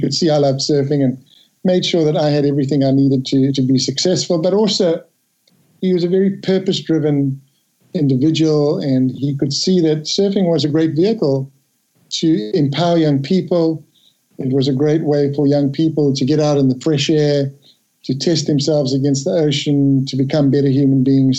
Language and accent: English; Durban, KwaZulu-Natal, South Africa; moved away; I grew up in a place called Durban in South Africa, a long, long way from here